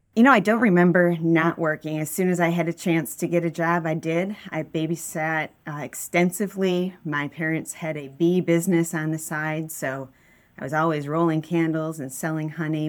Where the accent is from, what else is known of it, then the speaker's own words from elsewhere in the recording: West Bloomfield, Michigan, United States; I grew up in West Bloomfield